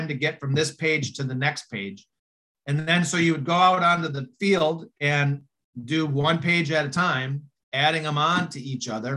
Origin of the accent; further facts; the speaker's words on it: Upper Michigan, United States; I grew up in Upper Michigan, so football was a big thing up there